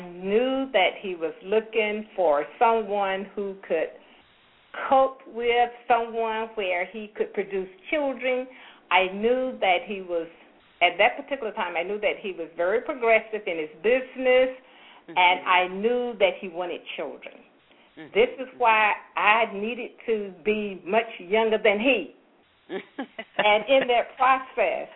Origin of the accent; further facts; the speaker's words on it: Forsyth, Georgia, United States; moved away as an adult; also born or lived in Atlanta, Georgia; I was from Forsyth, Georgia